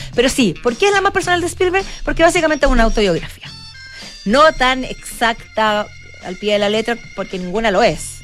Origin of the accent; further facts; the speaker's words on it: Chile; como chileno